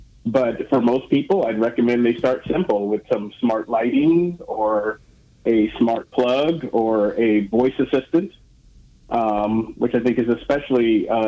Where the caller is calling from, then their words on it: Seattle, Washington, United States; I am calling you from Seattle, Washington